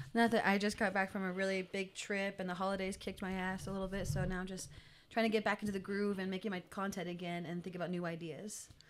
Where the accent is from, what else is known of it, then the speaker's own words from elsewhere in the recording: United States; also born or lived in Pawhuska, Oklahoma / New Mexico; I grew up in Pahuska and New Mexico at the same time